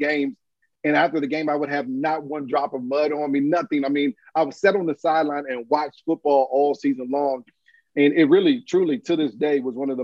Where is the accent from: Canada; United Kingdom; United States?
United States; Fort Washington, Maryland; I grew up in Fort Washington playing Boys and Girls Club there.